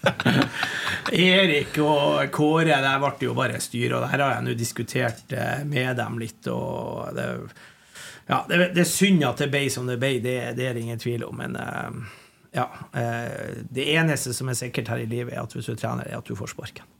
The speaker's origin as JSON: {"language": "Norwegian", "town": "Bodø", "region": "Nordland", "country": "Norway", "tie": "born or raised there", "also_born_or_lived": "Gravdal, Lofoten", "moved": "yes", "lives_now": "Trondheim, Norway", "said": "jeg er jo fra Bodø. Mm. Jeg kom jo til Bodø da jeg var to og et halvt."}